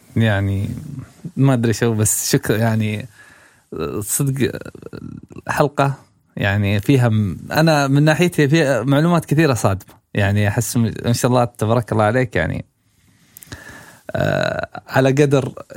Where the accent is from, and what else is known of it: Saudi Arabia